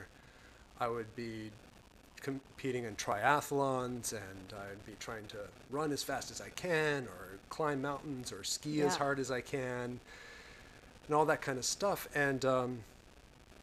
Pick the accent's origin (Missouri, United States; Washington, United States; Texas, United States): Washington, United States; Seattle; moved away as an adult; also born or lived in Louisville, Kentucky / New York; I grew up in the Northwest and we have that there